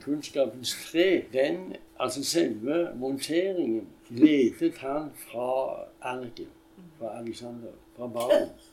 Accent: Stavanger, Rogaland, Norway; jeg kom fra Hillevåg

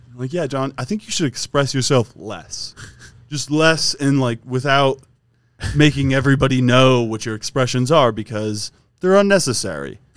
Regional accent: Wisconsin, United States; we're both from Wisconsin

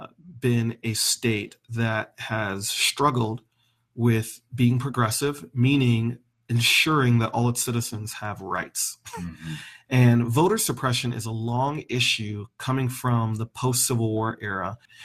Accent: Raleigh, North Carolina, United States; also born or lived in the North (US); So when I was 10 years old, I moved to Raleigh, North Carolina, and came face to face with the Confederacy. And even as a kid, I was treated differently because not only was I black, but I was from the North.

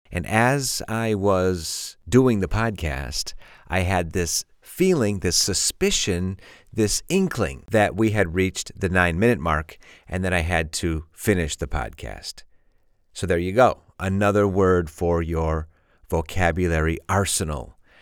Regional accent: Chicago, Illinois, United States; I'm from Chicago

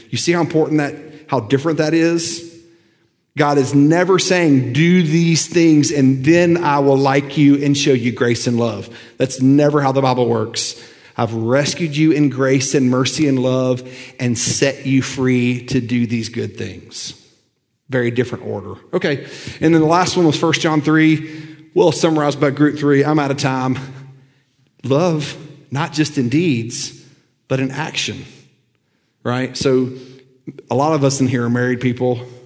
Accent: Lookout Mountain, Tennessee, United States; I grew up on Lookout Mountain

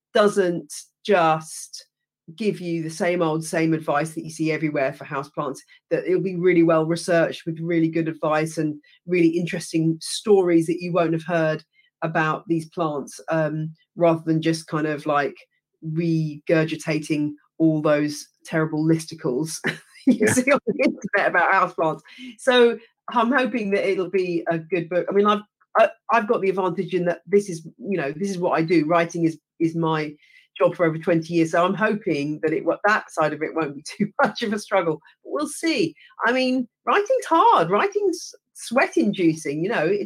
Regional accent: England, United Kingdom; accent: British; also born or lived in United States; as an English person

